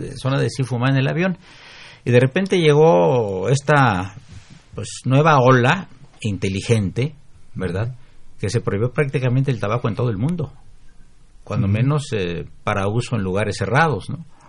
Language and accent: Spanish; Mexico City, Mexico; se, inundaba el centro de la ciudad. Ahí Pino Suárez y cerca del Zócalo se inundaba